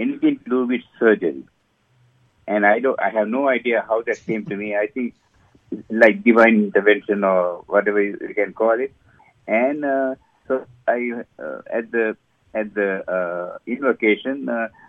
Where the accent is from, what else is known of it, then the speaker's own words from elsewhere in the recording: Sri Lanka; moved away as an adult; also born or lived in England; now in United States; I was born and raised in Sri Lanka, and then I went through my medical career in Sri Lanka